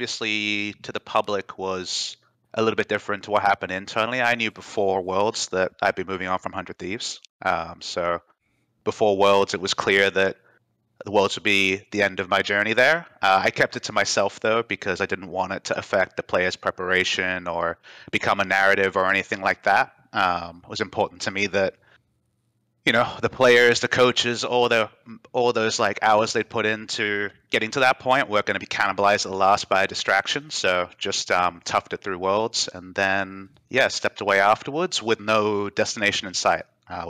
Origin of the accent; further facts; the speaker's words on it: Australia; moved away as an adult; also born or lived in Qatar / Dubai / South Korea / North America; My heart's in Australia, but I was born in Qatar, where the World Cup is happening. Lived in Australia for my primary school, Dubai for high school, back in Australia for university